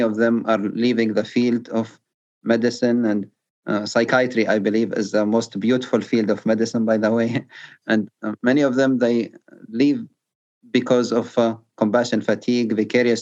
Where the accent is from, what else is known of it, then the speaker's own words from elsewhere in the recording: Libya; now in United States; my home country, Libya, went through a civil war in 2011